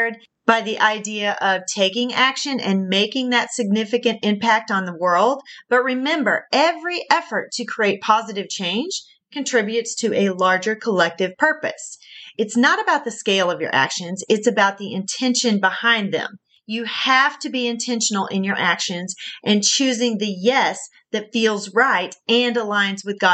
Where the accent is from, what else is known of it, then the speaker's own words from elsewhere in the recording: the South, United States; accent: southern; my southern accent is coming through strong